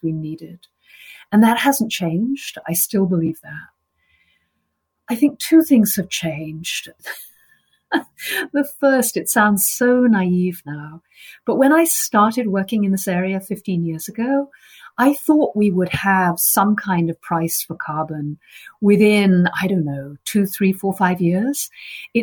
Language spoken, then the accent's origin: English; United Kingdom; moved away as an adult; now in United States; I'm British